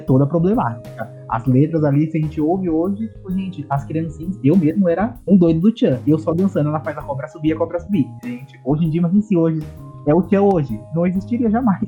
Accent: São Paulo, Brazil; eu sou de São Paulo, sou comunicador

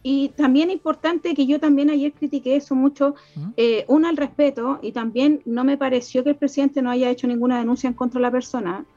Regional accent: Chile; somos todos chilenos

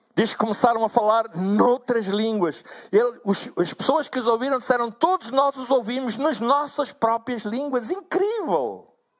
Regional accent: Angola; moved away as an adult; now in Portugal; Eu sou natural de Angola

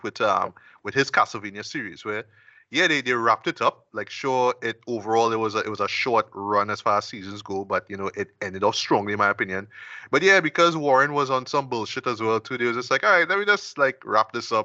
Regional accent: Trinidad & Tobago; I'm a Trinidadian

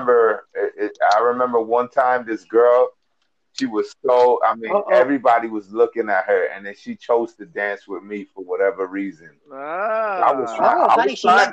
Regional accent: Miami, Florida, United States; I'm from Miami and I got Jamaican friends

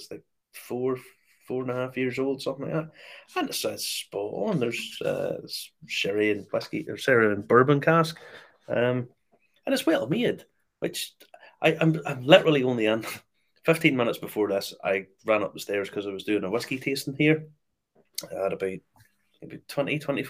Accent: Ballymena, Northern Ireland, United Kingdom; I said Ballymena.

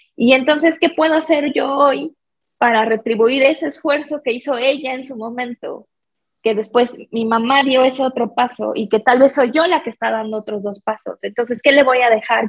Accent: Mexico; mi experiencia como mexicana

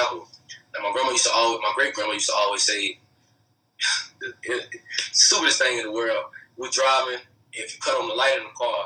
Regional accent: North Carolina, United States; I was born in North Carolina

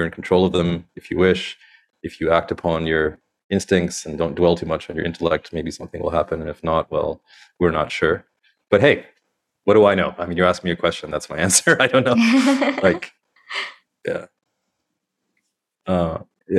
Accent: Canada; now in India; growing up in Canada

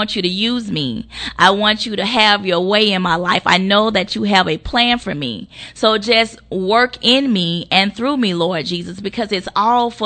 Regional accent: Monroe, Louisiana, United States; I'm from a small town called Monroe, Louisiana. I grew up on the South Side

